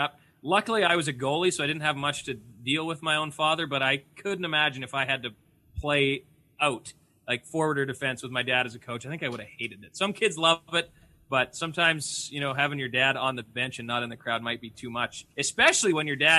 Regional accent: Boissevain, Manitoba, Canada; I grew up in Boisevane

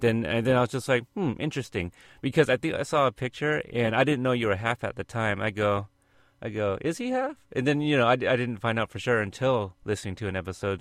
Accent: Oregon, United States; I'm from Oregon

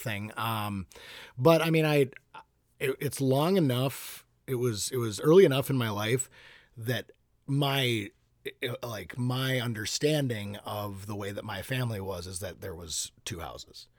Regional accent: Hopkins, Minnesota, United States; I grew up in Hopkins, Minnesota. Um, Yep, lived in Minnesota my entire life

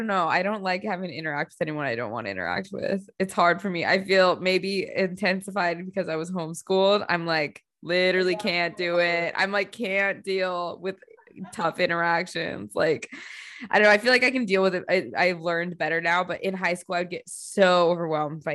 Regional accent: United States; moved away; I growing up in the States

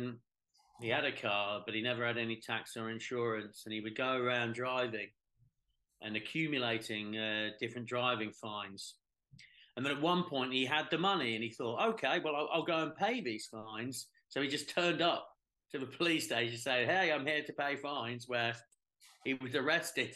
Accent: England, United Kingdom; as an Englishman

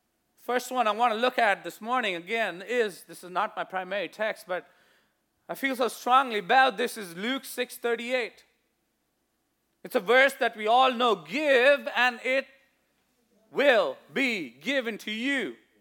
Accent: India; growing up in India, you see this quite a lot. If you've seen sometimes when I wear my Indian outfit, what you call a kameez, you know, the salwar kameez

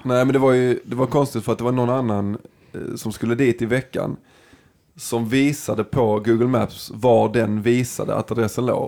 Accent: Dalby, Skåne, Sweden; jag är ju från Dalby

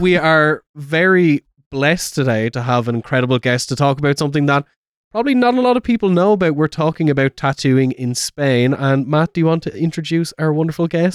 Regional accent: Ireland; me being Irish

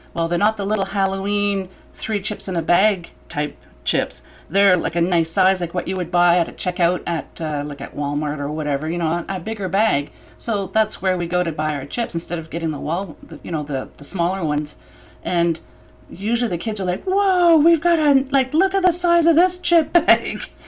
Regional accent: New Brunswick, Canada; I grew up in New Brunswick

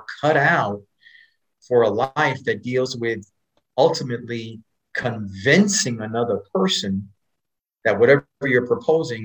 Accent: New York City, New York, United States; also born or lived in North Dallas, Texas; now in Dallas, United States; I grew up in Spanish Harlem

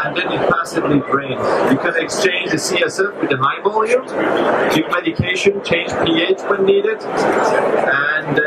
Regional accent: Helsinki, Uusimaa, Finland; I come from Finland, Helsinki. We are a small country

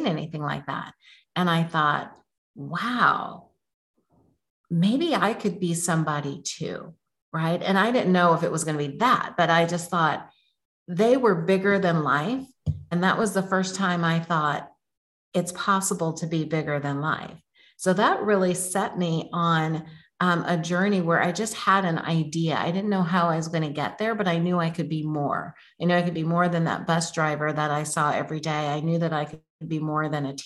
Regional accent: Oakland, California, United States; I grew up in Oakland, California, not the good part at that time

